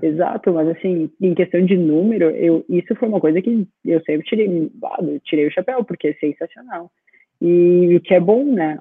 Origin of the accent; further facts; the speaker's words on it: Rio Grande do Sul, Brazil; moved away as an adult; now in Australia; Mesmo sendo gaúcha